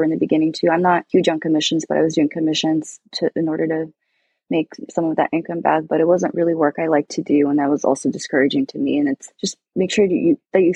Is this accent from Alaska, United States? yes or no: yes; Alaska, United States; now in Seattle, United States; growing up in Alaska, it was so beautiful in the wilderness there.